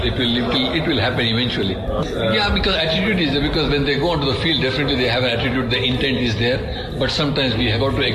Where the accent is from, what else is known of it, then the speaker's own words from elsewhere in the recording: India; I come from India